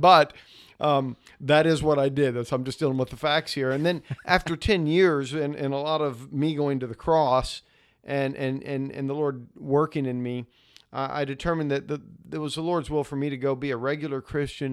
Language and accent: English; United States